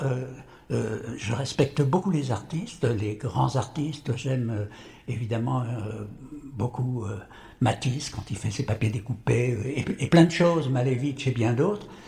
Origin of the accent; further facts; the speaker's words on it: Courbevoie, Île-de-France, France; also born or lived in Paris; je suis né à Paris, je vis à Paris et je meurs à Paris. Je ne bouge pas